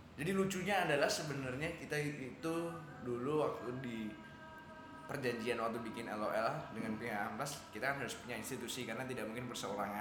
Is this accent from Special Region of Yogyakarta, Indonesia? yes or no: yes; Yogyakarta, Special Region of Yogyakarta, Indonesia; saya orang Jogja yang bekerja di industri kreatif